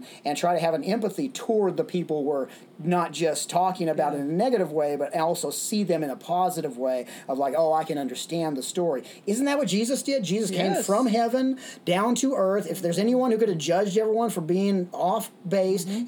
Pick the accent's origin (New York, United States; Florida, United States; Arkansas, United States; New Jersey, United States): Arkansas, United States; Little Rock; also born or lived in Dallas, Texas / Los Angeles, California; now in Ventura, United States; we moved from Dallas to Little Rock, Arkansas. And in Little Rock, Arkansas, I would be there during the school years and during the summer times back in Los Angeles, San Fernando Valley.